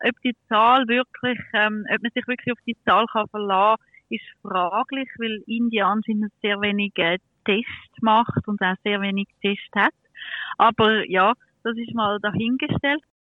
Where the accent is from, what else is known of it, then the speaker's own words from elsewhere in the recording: Switzerland; also born or lived in Odisha, India; now in India; bei uns in der Schweiz